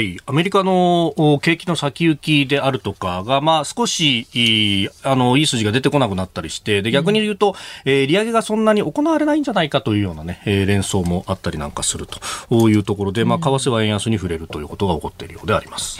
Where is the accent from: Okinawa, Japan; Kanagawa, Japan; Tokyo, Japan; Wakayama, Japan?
Kanagawa, Japan; Yokosuka; 横須賀で育ったんですけど